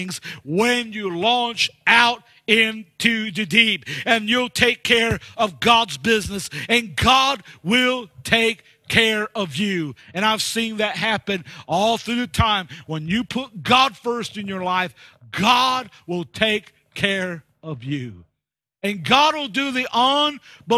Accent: United States; moved away as an adult; also born or lived in Leicester, England; being an American

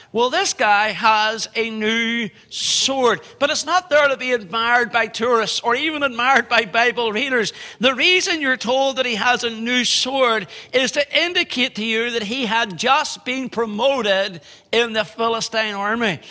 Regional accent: Belfast, Northern Ireland, United Kingdom; in our home city in Belfast

